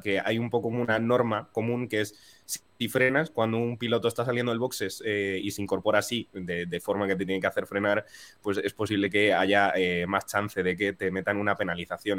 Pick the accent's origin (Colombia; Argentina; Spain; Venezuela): Spain; como españoles que somos